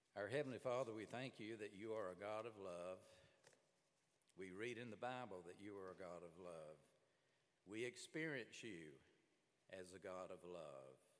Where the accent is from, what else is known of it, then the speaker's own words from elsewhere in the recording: Birmingham, Alabama, United States; I grew up in Birmingham, Alabama